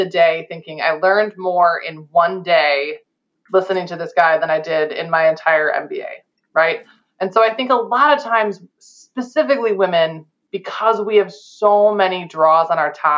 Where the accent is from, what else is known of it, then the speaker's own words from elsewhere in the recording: Chicago, Illinois, United States; I'm from Chicago